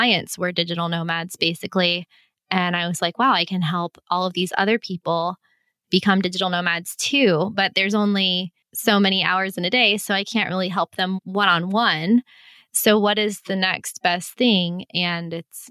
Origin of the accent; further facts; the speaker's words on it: Florida, United States; moved away; I'm being from Florida